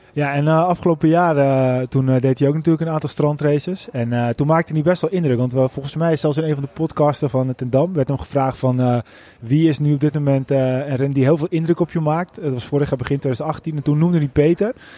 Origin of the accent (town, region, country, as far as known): Netherlands